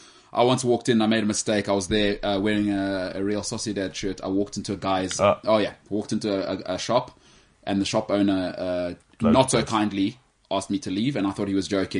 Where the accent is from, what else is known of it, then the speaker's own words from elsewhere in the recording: South Africa; also born or lived in Johannesburg; as a South African